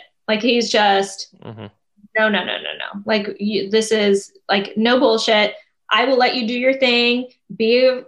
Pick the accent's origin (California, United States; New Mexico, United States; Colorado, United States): New Mexico, United States; I grew up in New Mexico where it is predominantly Latino